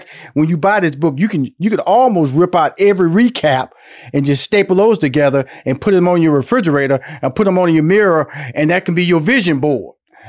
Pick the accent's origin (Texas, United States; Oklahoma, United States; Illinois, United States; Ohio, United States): Texas, United States; Houston; Now I'm from Houston, Texas. So when you start saying the word gumbo, I know exactly what you're talking about from a culinary perspective.